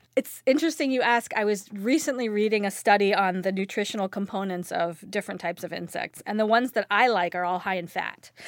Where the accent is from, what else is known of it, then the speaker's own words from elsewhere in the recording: California, United States; now in Minnesota, United States; I'm from California, but I now live in Minnesota